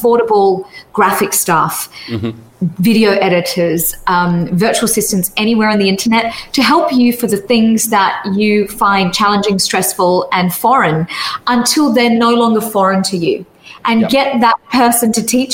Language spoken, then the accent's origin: English; Perth, Western Australia, Australia; my hometown is Perth in Western Australia